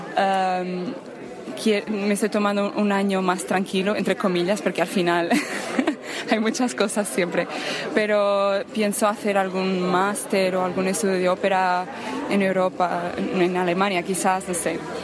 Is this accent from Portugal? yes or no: yes; Barcelos, Norte, Portugal; moved away; Soy de Barcelos, que está al norte de Portugal, arriba de Oporto